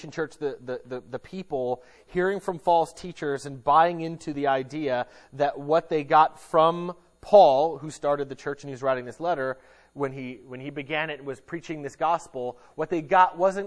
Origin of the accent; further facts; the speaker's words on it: United States; us as American Christians